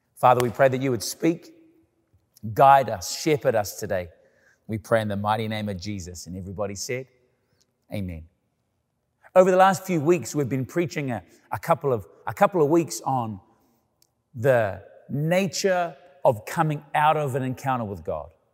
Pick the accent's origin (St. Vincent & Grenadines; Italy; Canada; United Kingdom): Canada; living in Canada, about being Canadian